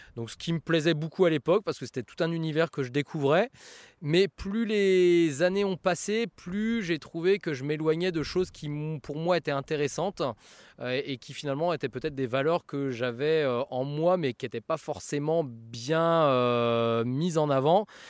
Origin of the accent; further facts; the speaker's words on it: Seine-et-Marne, Île-de-France, France; moved away as an adult; now in Auxerre, France; mon enfance en Seine-et-Marne